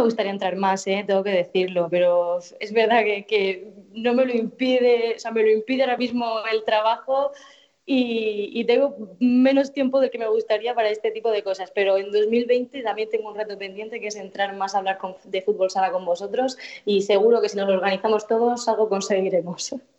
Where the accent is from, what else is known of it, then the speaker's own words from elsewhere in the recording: Murcia area, Region of Murcia, Spain; organizaba campeonatos de fútbol sala en mi pueblo